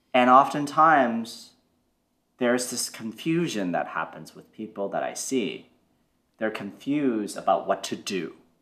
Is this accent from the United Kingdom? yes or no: no; Toronto, Ontario, Canada; I grew up in Canada, in Toronto, and growing up was challenging